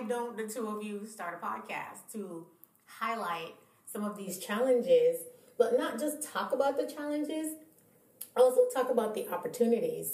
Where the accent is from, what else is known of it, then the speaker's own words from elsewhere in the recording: Jamaica; moved away; also born or lived in Niger; I'm from Jamaica